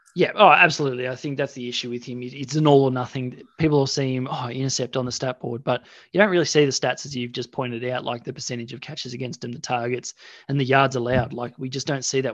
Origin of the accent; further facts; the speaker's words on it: Australia; we're Australian.